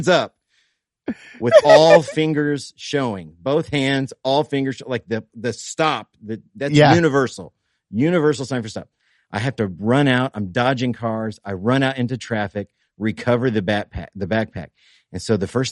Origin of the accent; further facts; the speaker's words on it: Indiana, United States; we're from Indiana.